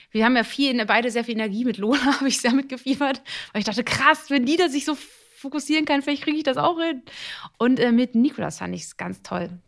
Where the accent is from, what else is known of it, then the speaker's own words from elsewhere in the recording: Italy; ich bin Italiener, wir machen, wir sind sehr körperlich.